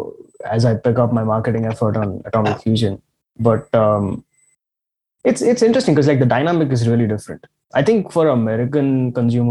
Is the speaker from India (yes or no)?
yes; Pune, Maharashtra, India; also born or lived in Mumbai; I've lived in Pune all my life. I was born in Mumbai, but lived in Pune all my life.